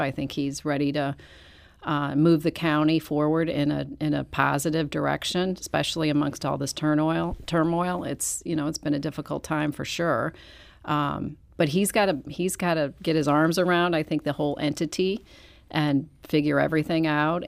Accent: Manchester, Missouri, United States; I grew up in Manchester

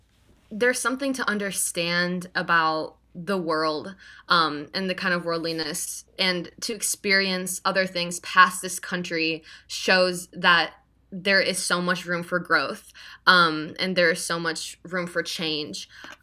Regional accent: Iowa, United States; also born or lived in Canada / England / Missouri; Yeah, actually, I was born in Canada, and then my parents moved to England. Then when I was 5, we moved from England to Iowa.

